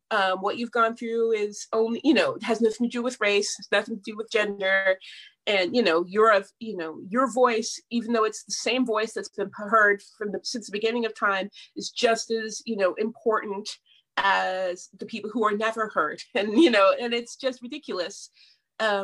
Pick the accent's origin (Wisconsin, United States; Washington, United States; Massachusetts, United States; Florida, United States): Washington, United States; Seattle; my mom is white and I grew up in Seattle